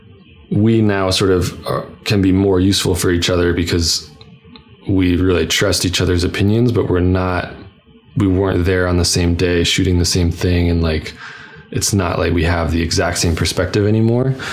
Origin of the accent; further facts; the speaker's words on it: New Hampshire, United States; moved away as an adult; also born or lived in Vermont / Boston; now in San Francisco, United States; I grew up in New Hampshire, went to school in Vermont, I moved to Boston. It's like, I was a New England kid and moved out here